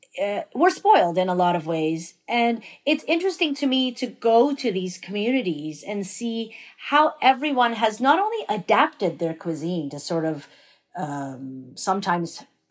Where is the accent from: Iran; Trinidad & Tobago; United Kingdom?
Iran; now in Canada; So, for instance, when we came to Canada from Iran in 79, there were so many things we couldn't find here in terms of ingredients.